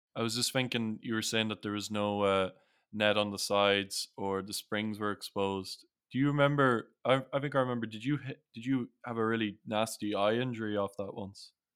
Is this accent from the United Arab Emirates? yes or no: no; Sligo, Connacht, Ireland; also born or lived in Newcastle; we moved to Sligo in 2001 from Newcastle